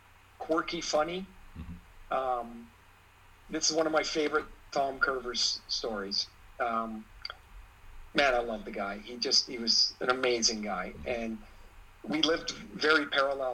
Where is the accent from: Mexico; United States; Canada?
Canada; Trail, British Columbia; I grew up in Trail, British Columbia.